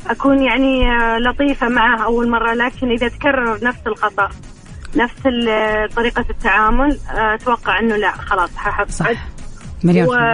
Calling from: Riyadh, Riyadh Province, Saudi Arabia

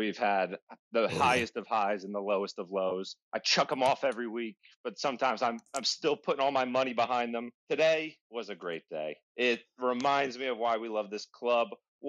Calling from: Virginia, United States; From Virginia, all the way from the States.

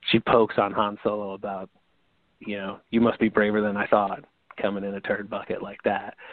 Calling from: St. Louis, Missouri, United States; Hey, man, it's … from St. Louis, Missouri.

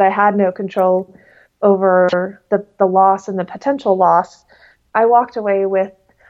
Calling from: Hook, South East England, United Kingdom; Today I'm in London. I'm actually in Hook Haunts, or Hook, Hampshire, which is about an hour outside of the city.

